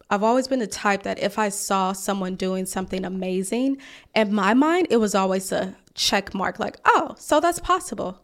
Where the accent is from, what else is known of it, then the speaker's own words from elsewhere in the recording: Mississippi, United States; also born or lived in Atlanta; now in Washington, D.C., United States; I'm from Mississippi.